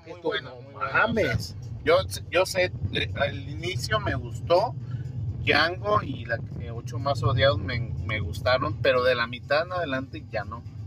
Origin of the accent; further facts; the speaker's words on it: Mexico; aquí en México